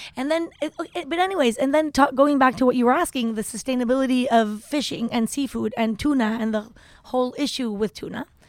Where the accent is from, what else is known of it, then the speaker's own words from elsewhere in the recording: Tepoztlán, Morelos, Mexico; also born or lived in Chihuahua / Mexico City; I grew up in Tepoztlan